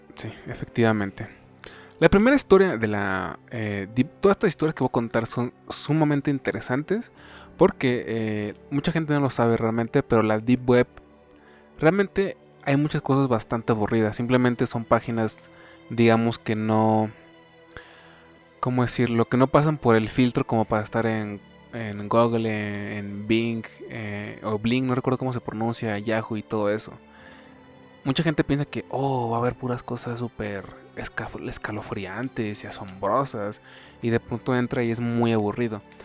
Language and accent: Spanish; Mexico; soy mexa, soy hispano